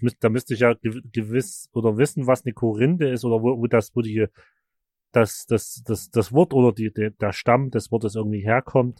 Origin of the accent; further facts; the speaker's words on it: Markersdorf, Germany; moved away; das ursprüngliche Dorf, wo ich herkomme, Markersdorf